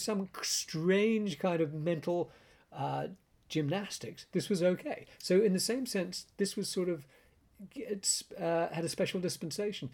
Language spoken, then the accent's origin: English; Canada; I grew up in Canada with British-Canadian parents